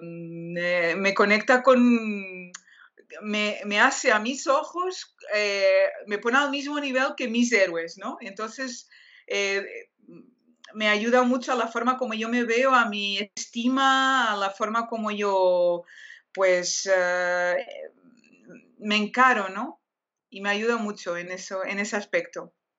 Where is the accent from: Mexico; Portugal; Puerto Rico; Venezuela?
Portugal; Spanish is a second language; soy portuguesa